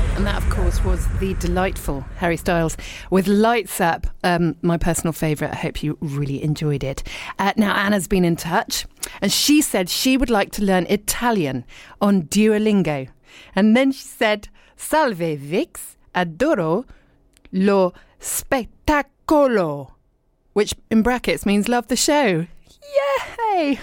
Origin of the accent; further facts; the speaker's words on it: Dorset, South West England, United Kingdom; also born or lived in Richmond, London / London / abroad; now in East Sheen, London, United Kingdom; I was born in Richmond. And in fact, I was born a couple of streets from where I live now. Uh, but then I was brought up in Dorset